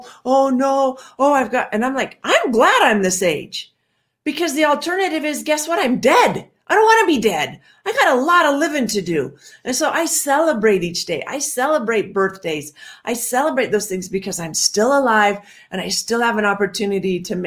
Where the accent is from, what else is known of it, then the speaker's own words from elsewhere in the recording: Washington, United States; I grew up in Washington